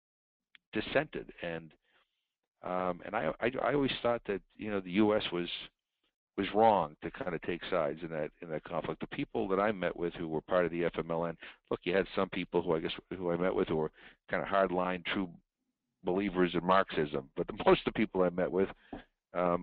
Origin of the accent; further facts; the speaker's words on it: United States; as an American